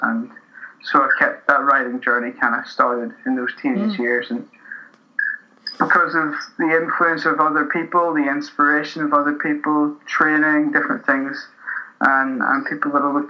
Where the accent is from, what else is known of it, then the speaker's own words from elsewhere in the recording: Newtownards, Northern Ireland, United Kingdom; moved away as an adult; now in Glasgow, United Kingdom; I'm from Newton Ords, a small town near Belfast, in Northern Ireland, and that's where I grew up. It's where my family are from, and when I was about 18, moved over to Glasgow.